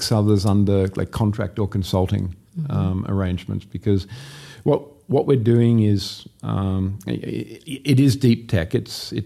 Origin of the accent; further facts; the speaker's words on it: Sydney, New South Wales, Australia; accent: Australian; also born or lived in Los Angeles, United States; I'm from Sydney, Australia, born and bred.